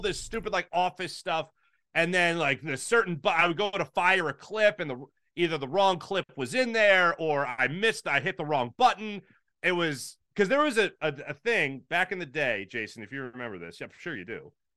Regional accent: Philadelphia, Pennsylvania, United States

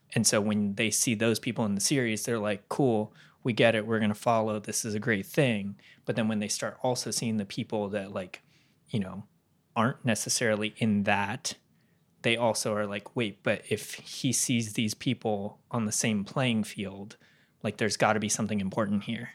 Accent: California, United States; moved away; I'm from California

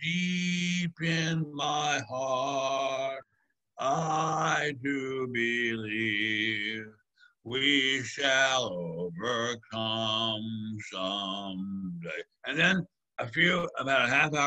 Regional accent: Maryland, United States; my home state of Maryland

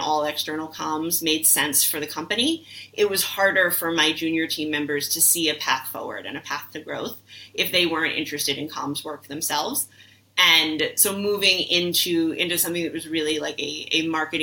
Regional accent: New York City, New York, United States; I'm a New Yorker through and through, like born and raised.

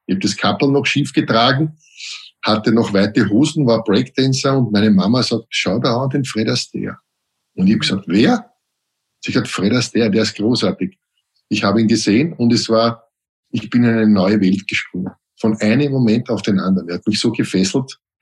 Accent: Vienna, Austria; Ich bin ja am Weg aufgewachsen

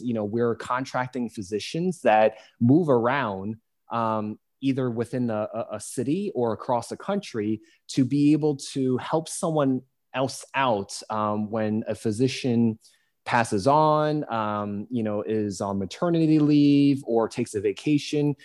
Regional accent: United States; being an American

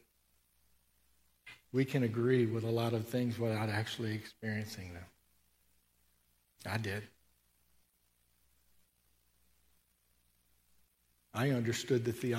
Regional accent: Tennessee, United States; I grew up in Tennessee

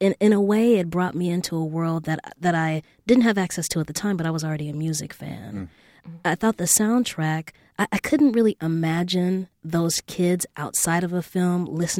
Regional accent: Los Angeles, California, United States; I was growing up in South Central and I went to an all-girls school

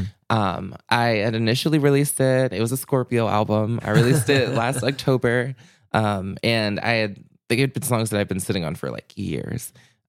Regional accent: Chicago, Illinois, United States; born there; now in Minneapolis, United States; I was born in Chicago. I've always loved the Midwest in general.

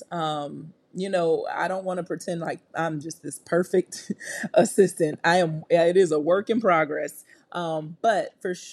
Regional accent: New York, United States; I'm from New York.

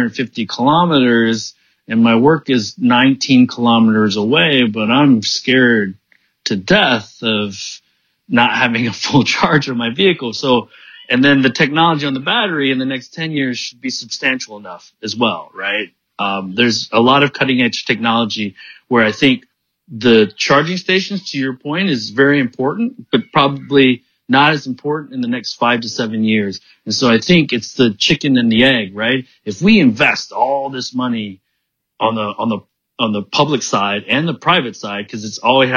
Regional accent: Pontiac, Michigan, United States; moved away as an adult; also born or lived in Detroit / Silicon Valley; now in Beijing, China; I grew up in Pontiac

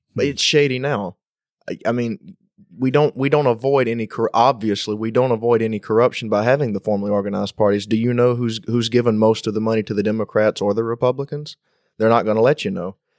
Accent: United States; as an American

